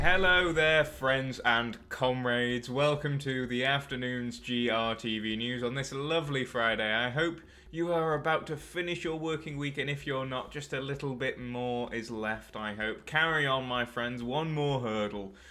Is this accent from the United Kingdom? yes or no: yes; United Kingdom; I'm a Brit myself